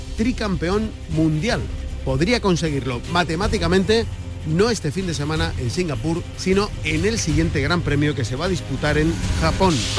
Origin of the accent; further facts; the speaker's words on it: Andalusia, Spain; Tenemos aquí en nuestra tierra